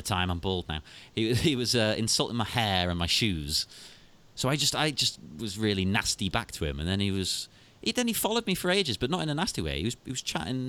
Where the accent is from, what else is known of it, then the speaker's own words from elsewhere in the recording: England, United Kingdom; As an English person